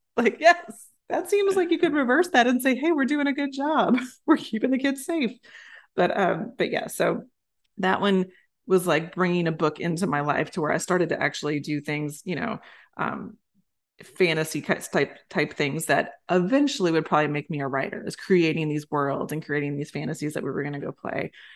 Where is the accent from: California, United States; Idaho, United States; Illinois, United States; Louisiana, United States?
Louisiana, United States; I was growing up in Louisiana